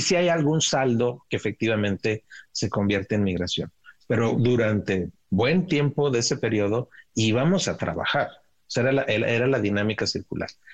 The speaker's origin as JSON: {"language": "Spanish", "town": "Ciudad Juárez", "region": "Chihuahua", "country": "Mexico", "tie": "born or raised there", "said": "crecí en Ciudad Juárez eh, y como niños cruzábamos al otro lado a jugar al parque de enfrente"}